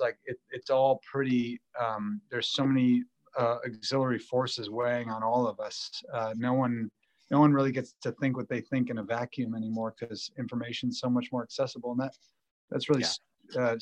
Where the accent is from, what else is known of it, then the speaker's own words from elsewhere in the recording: Buffalo, New York, United States; I grew up in Buffalo, New York in the 90s